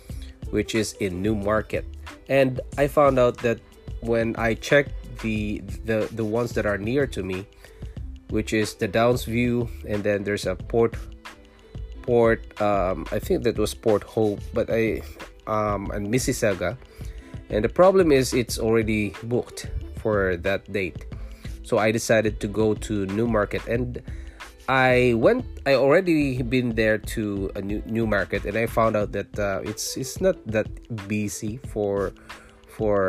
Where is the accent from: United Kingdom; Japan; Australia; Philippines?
Philippines; moved away as an adult; also born or lived in Singapore; now in Ontario, Canada; I was born in Philippines, I'm a Filipino, and I worked in Singapore